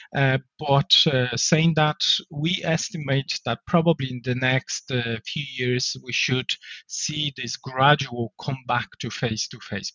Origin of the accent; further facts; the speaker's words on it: Poland; English is a second language; moved away as an adult; now in Ireland; I'm originally from Poland, uh, but I moved to Ireland uh, back in 2004